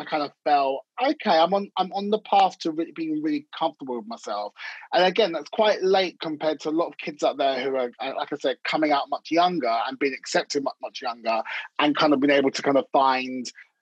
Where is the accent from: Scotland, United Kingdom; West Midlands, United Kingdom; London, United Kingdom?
London, United Kingdom; I'm from North London